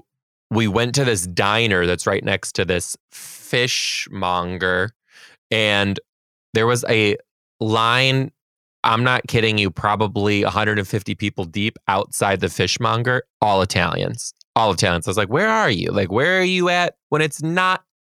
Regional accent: Michigan, United States; now in Seattle, United States; I grew up in Michigan

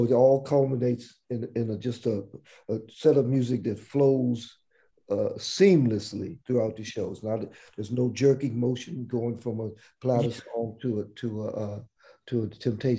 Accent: Washington, District of Columbia, United States; we grew up in Washington, D.C.

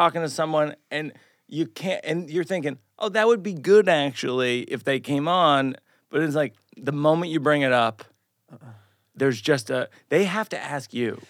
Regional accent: Shrewsbury, Massachusetts, United States; I grew up in Massachusetts

